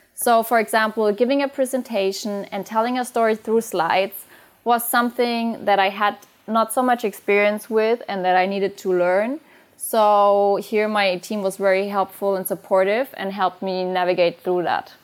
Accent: Bavaria, Germany; moved away; also born or lived in Frankfurt; I am originally from Bavaria

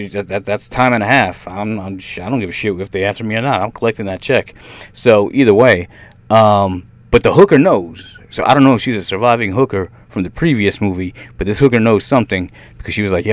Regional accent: New York, United States; also born or lived in Brooklyn; now in Tampa, United States; I grew up in New York.

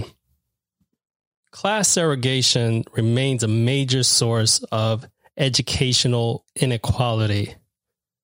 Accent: New York City, New York, United States; I'm from Queens.

